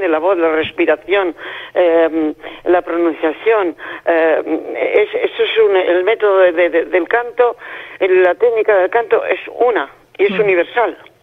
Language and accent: Spanish; Spain